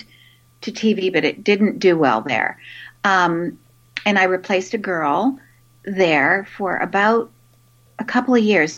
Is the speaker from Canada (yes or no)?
yes; Vancouver, British Columbia, Canada; I grew up in Canada, in Vancouver.